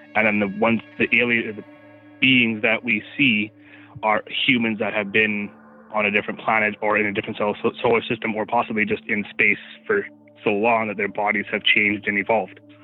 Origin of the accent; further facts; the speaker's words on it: Brandon, Manitoba, Canada; I'm from Brandon, Manitoba